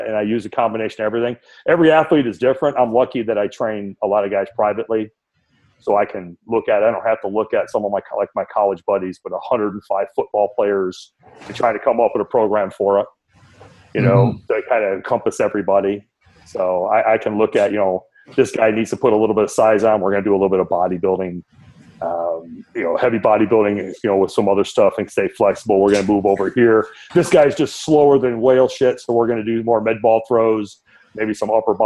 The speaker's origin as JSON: {"language": "English", "town": "Detroit", "region": "Michigan", "country": "United States", "tie": "born or raised there", "moved": "yes", "lives_now": "Cypress, United States", "said": "growing up in Detroit"}